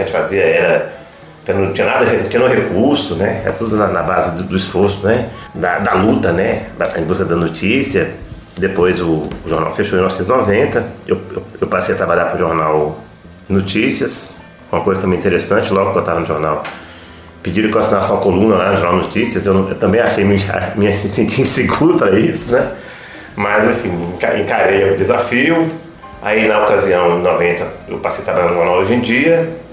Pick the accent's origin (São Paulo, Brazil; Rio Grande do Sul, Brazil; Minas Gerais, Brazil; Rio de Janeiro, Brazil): Minas Gerais, Brazil; Francisco Sá; Eu nasci na cidade de Francisco Sá